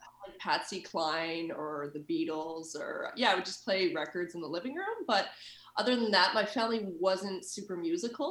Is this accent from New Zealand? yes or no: no; Winnipeg, Manitoba, Canada; moved away as an adult; also born or lived in Transcona; now in Berlin, Germany; I'm from Winnipeg, Manitoba. And I live in Berlin, Germany now for like 6 years.